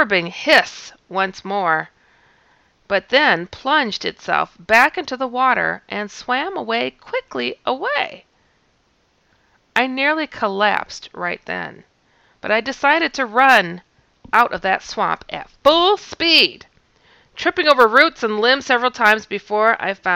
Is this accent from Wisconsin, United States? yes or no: yes; Wisconsin, United States; I'm from Wisconsin